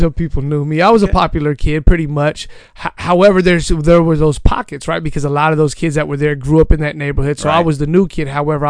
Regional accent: San Diego, California, United States; also born or lived in Hemet, California; So I grew up in Paradise Hills. Born and raised in San Diego, so I grew up in Paradise Hills

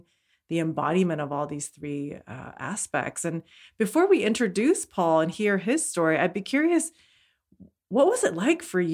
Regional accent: Kaohsiung, Taiwan; from my hometown in Kaohsiung, Taiwan

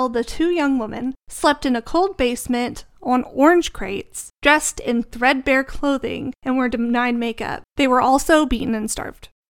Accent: Tulsa, Oklahoma, United States; growing up in Tulsa

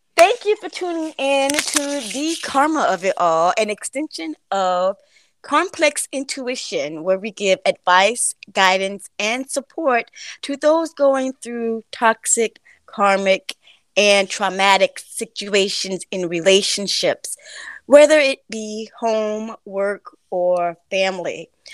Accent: Florida, United States; I'm um from Florida

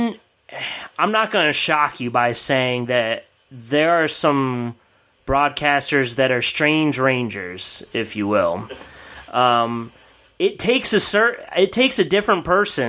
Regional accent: East Coast, United States; I'm from the East Coast in general

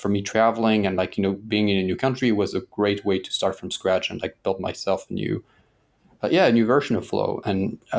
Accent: Paris, Île-de-France, France; Like I grew up in Paris, and you know, Paris is one of the most visited cities in the world, at least before COVID.

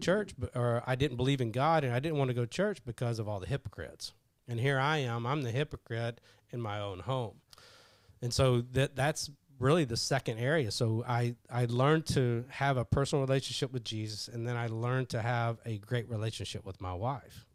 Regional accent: Kentucky, United States; I grew up in Kentucky

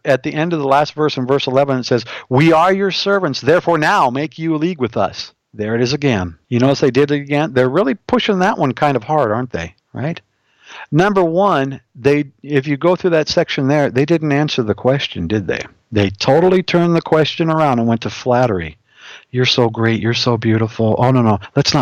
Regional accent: Montana, United States; I'm from Montana

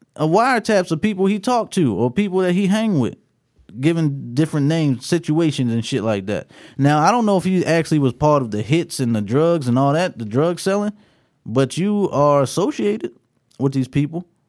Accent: Baltimore, Maryland, United States; I'm from Baltimore

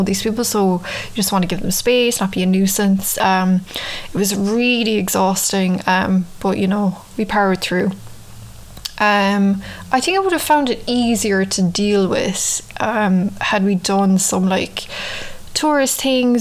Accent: Ireland; moved away as an adult; now in New York, United States; I'd always had cats growing up in Ireland, but you know, in Ireland we mostly keep our cats outside in the countryside

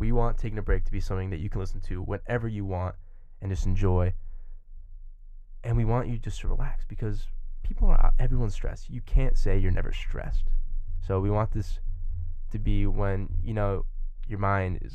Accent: Long Island, New York, United States; I'm from Long Island, New York

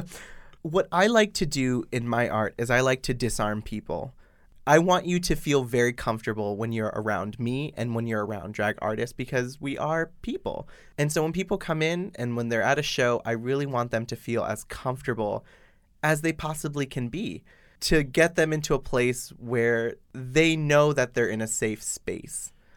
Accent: Boston, Massachusetts, United States; now in Shanghai, China; I am from Boston.

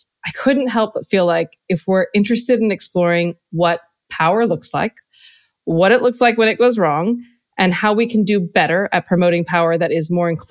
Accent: United States; moved away as an adult; now in London, United Kingdom; I'm American, lived in London for quite a bit

